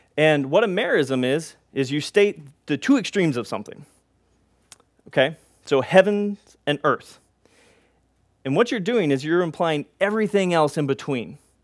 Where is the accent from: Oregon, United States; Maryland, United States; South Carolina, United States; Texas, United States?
Texas, United States; we're from Texas